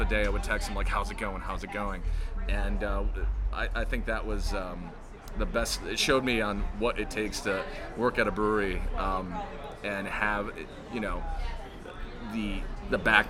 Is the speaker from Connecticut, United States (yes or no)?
yes; Bristol, Connecticut, United States; I'm from Bristol originally